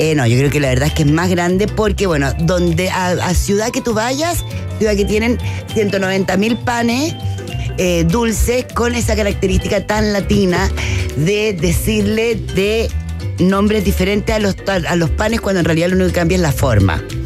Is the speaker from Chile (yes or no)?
yes; Chile; now in Mexico; soy de chilena, como buena chilena